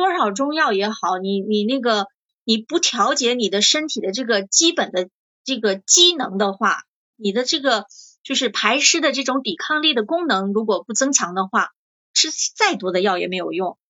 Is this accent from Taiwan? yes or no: no; northern China, China; moved away; 我是北方人嘛，口味比较重，吃盐又多啊